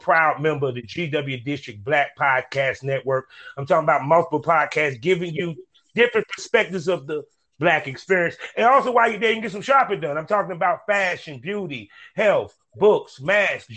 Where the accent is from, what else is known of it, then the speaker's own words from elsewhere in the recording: Durham, North Carolina, United States; I'm from Durham, North Carolina